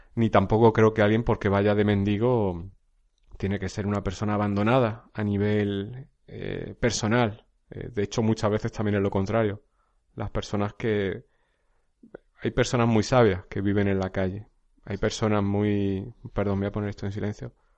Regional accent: a village in Jaén, Andalusia, Spain; now in Alicante, Spain; un pueblo de origen, un pueblo de Jaén, donde yo, donde yo soy natural

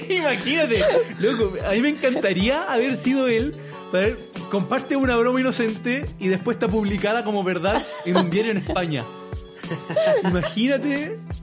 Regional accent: Chile; Somos trolls los chilenos

